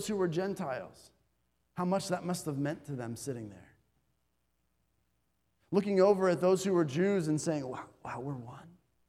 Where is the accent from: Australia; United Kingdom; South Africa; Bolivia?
Bolivia; I remember growing up in Bolivia, many Americans who were there would proudly say that they were Americans.